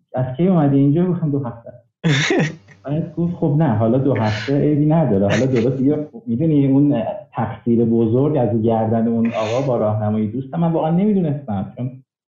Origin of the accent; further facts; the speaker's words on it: Mashhad, Razavi Khorasan, Iran; moved away as an adult; now in Canada; اهل مشهدم